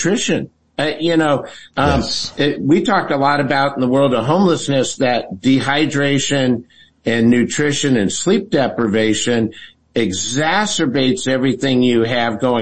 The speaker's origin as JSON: {"language": "English", "town": "San Antonio", "region": "Texas", "country": "United States", "said": "I'm from San Antonio"}